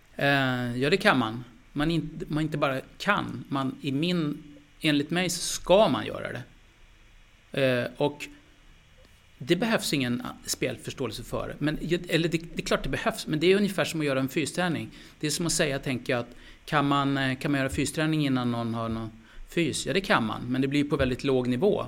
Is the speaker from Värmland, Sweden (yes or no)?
no; Skellefteå, Västerbotten County, Sweden; jag är från Skellefteå, det är arbetarbakgrund där alltså